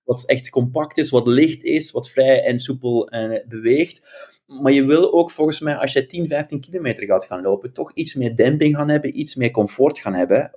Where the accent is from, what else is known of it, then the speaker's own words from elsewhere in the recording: Ghent, Flanders, Belgium; accent: Belgian; moved away as an adult; now in Amsterdam, Netherlands; aan mijn stemgeluid kan je horen dat ik een Belg ben. Ik uh, ben afkomstig uit Gent